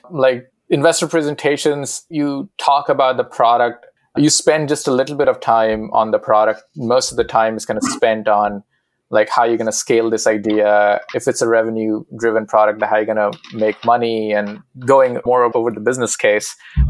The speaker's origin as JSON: {"language": "English", "country": "India", "tie": "born or raised there", "said": "Where do I start? Yeah, so going to IIT is like sort of living your parents' dream."}